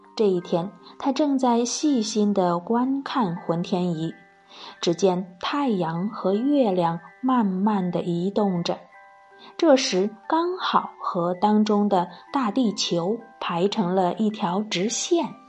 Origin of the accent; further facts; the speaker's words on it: China; 作为中国人，是不是很自豪啊